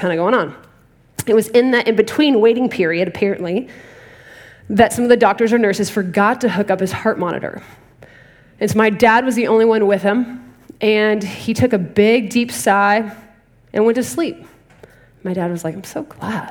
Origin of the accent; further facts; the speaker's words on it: Dallas, Texas, United States; moved away; I'm originally from Dallas, Texas